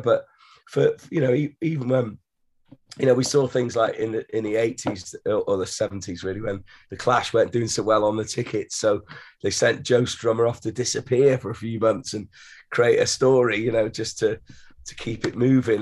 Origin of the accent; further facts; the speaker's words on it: Wales, United Kingdom; we come from Wales